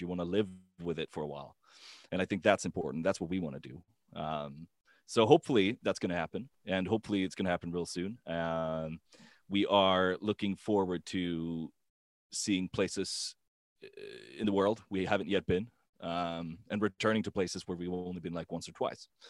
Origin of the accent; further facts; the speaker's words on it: Gothenburg, Västra Götaland, Sweden; Gothenburg, my hometown